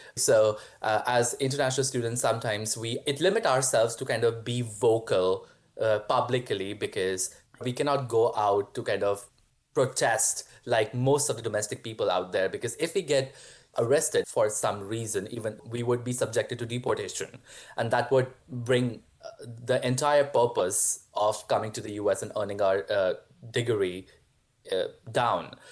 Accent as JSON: {"language": "English", "country": "India", "tie": "born or raised there", "also_born_or_lived": "Mankato, Minnesota, United States", "moved": "as an adult", "lives_now": "United States", "said": "I grew up in India"}